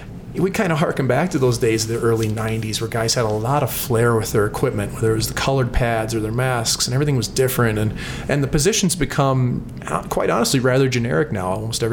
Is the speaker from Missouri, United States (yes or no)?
yes; St. Louis, Missouri, United States; growing up in St. Louis